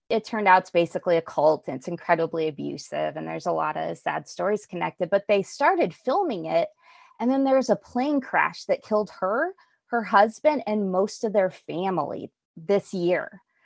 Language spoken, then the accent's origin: English; Albuquerque, New Mexico, United States; I grew up in Albuquerque